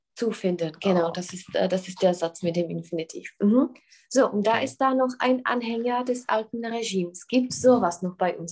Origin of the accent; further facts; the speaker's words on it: Czechia; bei uns in Tschechien